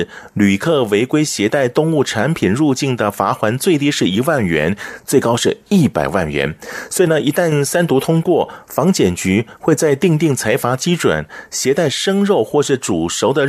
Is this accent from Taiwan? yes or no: yes; Taiwan; 所以还是要请各位来到台湾的时候呢，包含我们台湾人也是一样啊，回到台湾要特别注意一下。